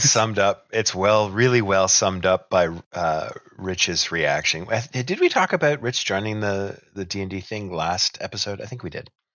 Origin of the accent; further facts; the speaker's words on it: Canada; We're even Canadian